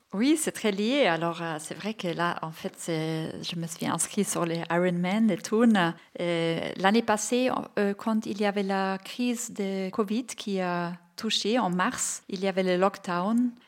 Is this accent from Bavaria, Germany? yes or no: yes; Bavaria, Germany; French is a second language; now in Switzerland; Je viens de Bavière, euh, j'ai 48 ans.